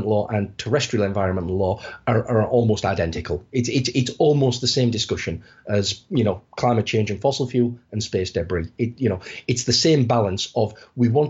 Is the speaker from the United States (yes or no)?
no; United Kingdom; I'm from the United Kingdom